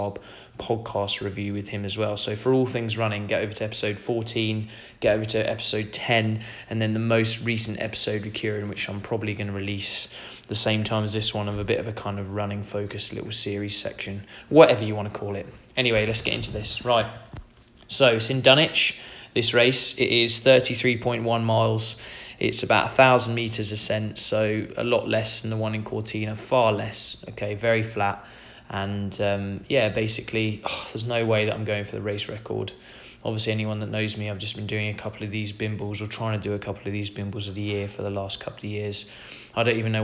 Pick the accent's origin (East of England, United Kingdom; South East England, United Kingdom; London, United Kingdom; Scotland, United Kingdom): East of England, United Kingdom; Suffolk; I grew up in Suffolk